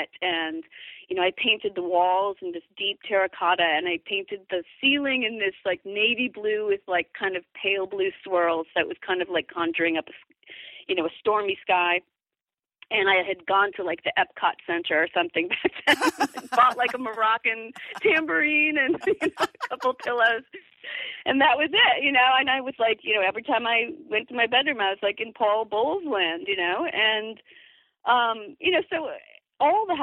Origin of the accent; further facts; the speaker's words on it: Midwest, United States; growing up in the Midwest, after we moved there